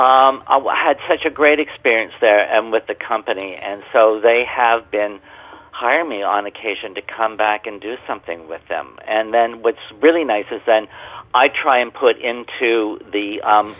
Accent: Canada; I'm a Canadian artist.

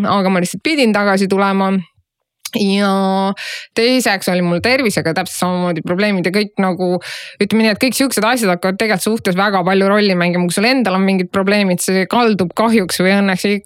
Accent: Estonia

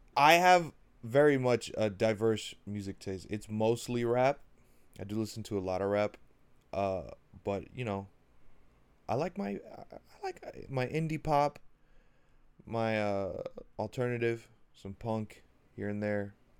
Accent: Miami, Florida, United States; I'm from Miami

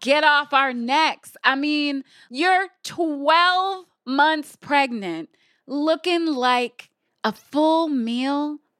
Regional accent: Michigan, United States; I'm from Michigan

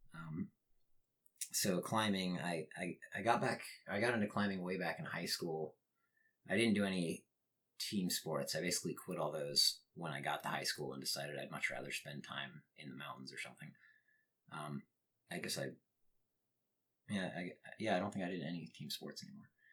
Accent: northern Utah, United States; I grew up in Utah. The town that I grew up in, I mean, it's not exactly rural

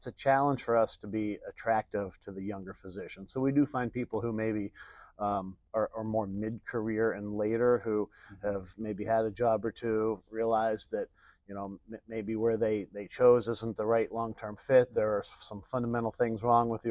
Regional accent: Pittsburgh, Pennsylvania, United States; moved away as an adult; also born or lived in Chicago suburbs; I'm a guy who was born and raised in Pittsburgh, Pennsylvania

